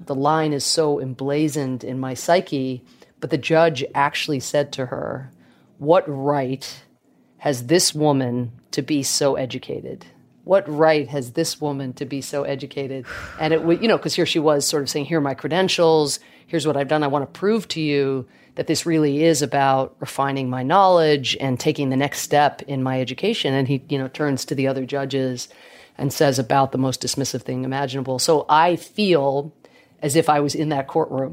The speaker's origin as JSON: {"language": "English", "region": "Georgia", "country": "United States", "tie": "born or raised there", "also_born_or_lived": "Ireland", "accent": "Irish"}